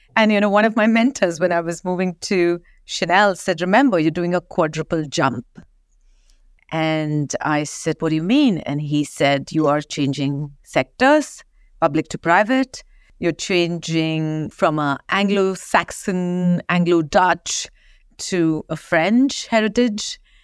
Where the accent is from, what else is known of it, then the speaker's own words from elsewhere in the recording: Kolhapur, Maharashtra, India; now in London, United Kingdom; I grew up in a small town, as you know, Kolhapur, only famous for Kolhapuri chapels.